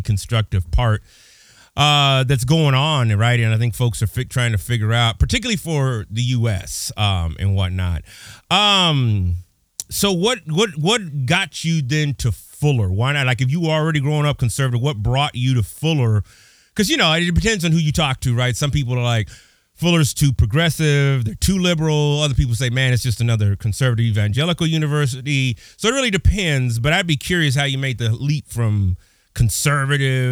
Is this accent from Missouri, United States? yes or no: no; Pasadena, California, United States; now in Illinois, United States; I'm originally from Pasadena